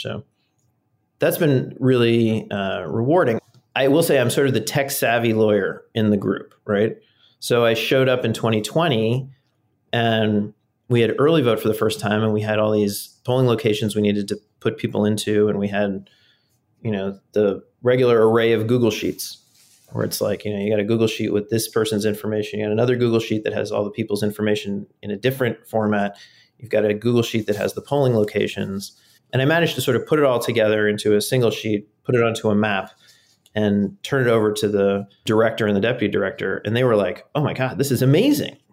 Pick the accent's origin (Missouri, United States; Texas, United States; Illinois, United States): Missouri, United States; St. Louis; moved away as an adult; also born or lived in Turkey; now in Maryland, United States; I, I grew up actually in Saint Louis, Missouri